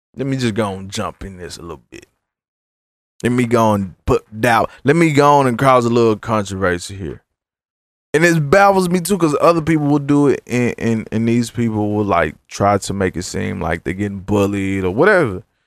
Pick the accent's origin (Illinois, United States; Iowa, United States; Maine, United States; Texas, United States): Texas, United States; Dallas; I'm from South Dallas